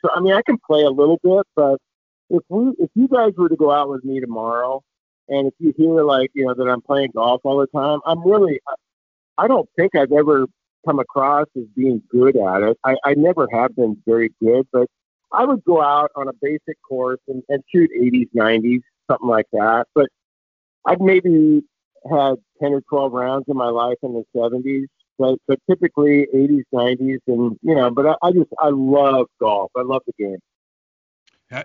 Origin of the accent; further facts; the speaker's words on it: Redmond, Washington, United States; I grew up in Redmond, just on the east side here in Seattle